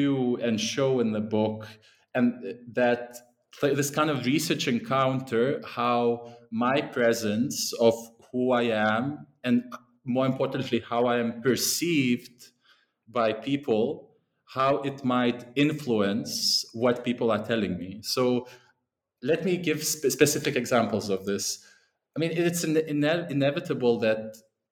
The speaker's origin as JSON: {"language": "English", "country": "Lithuania", "also_born_or_lived": "England", "moved": "yes", "said": "that's where I'm originally from"}